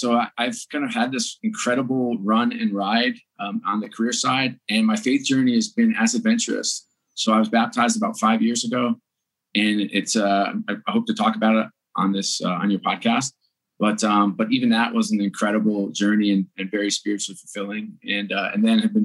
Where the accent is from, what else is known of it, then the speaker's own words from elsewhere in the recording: New York, United States; moved away; I grew up on the East Coast in New York and grew up in an Irish Catholic family